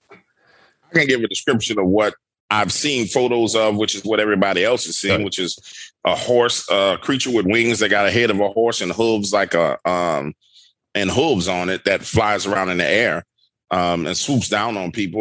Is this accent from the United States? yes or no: yes; New Orleans, Louisiana, United States; I'm born and raised in New Orleans, Louisiana